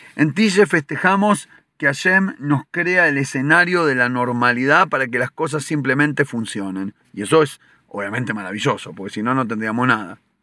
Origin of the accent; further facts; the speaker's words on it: Argentina; nosotros de chico de chicos en Argentina